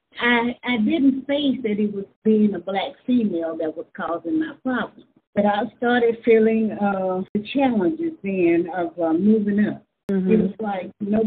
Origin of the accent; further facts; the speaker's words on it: Hughes, Arkansas, United States; I was born and raised in Hughes, so I grew up right there in Hughes, Arkansas.